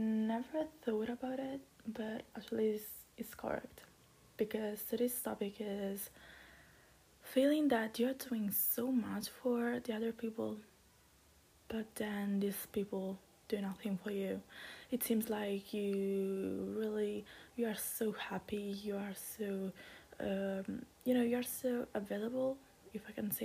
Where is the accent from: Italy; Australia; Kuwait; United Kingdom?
Italy; I'm from Italy